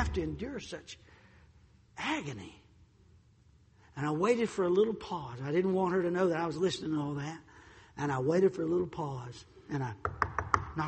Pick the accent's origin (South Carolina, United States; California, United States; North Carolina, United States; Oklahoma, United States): North Carolina, United States; also born or lived in Chicago; I was born and raised here in North Carolina